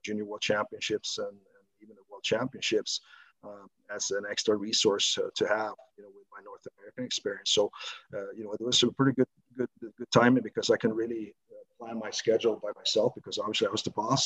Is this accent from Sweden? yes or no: yes; Stockholm, Stockholm County, Sweden; moved away as an adult; also born or lived in Huddinge; born and raised in southern southern part of Stockholm